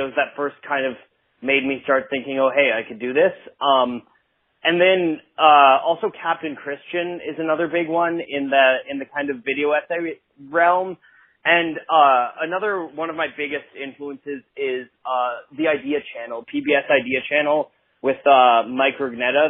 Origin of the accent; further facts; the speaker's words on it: Ottawa, Ontario, Canada; moved away as an adult; now in Vancouver, Canada; Ottawa's my hometown